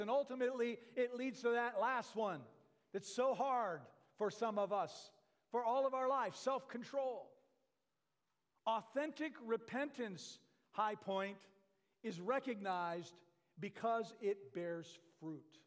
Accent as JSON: {"language": "English", "region": "Michigan", "country": "United States", "moved": "yes", "lives_now": "Red Bluff, United States", "said": "I'm from Michigan"}